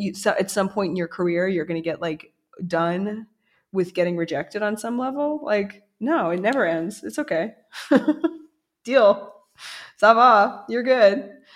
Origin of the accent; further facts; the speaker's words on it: United States; moved away; also born or lived in New York; as an American